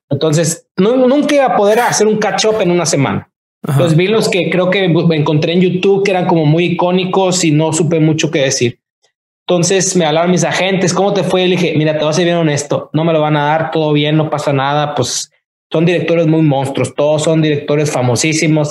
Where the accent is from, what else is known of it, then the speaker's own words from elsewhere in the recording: Tampico, Tamaulipas, Mexico; moved away as an adult; now in Los Angeles, United States; soy mexicano